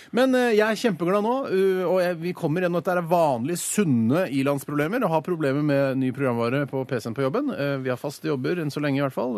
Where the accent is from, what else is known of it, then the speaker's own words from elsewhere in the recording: Norway; jeg er jo norsk